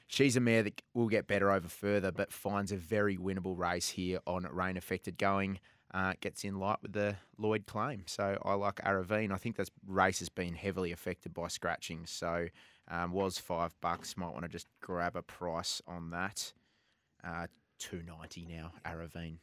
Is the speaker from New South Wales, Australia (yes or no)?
no; Hobart, Tasmania, Australia; proud Tasmanian